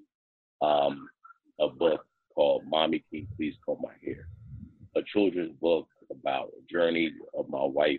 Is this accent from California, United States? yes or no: no; East Orange, New Jersey, United States; I grew up in East Orange